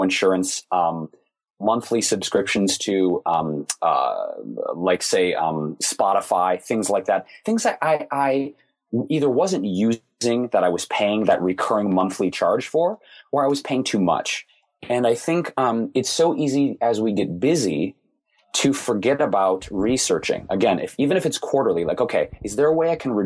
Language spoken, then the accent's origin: English; Detroit, Michigan, United States; Growing up in Detroit, most everybody worked for one of the big three automakers.